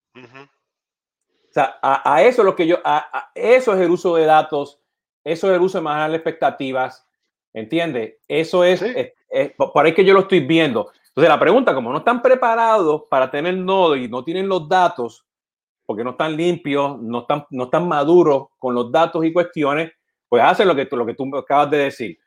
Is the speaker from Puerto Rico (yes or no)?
yes; Puerto Rico; siendo puertorriqueño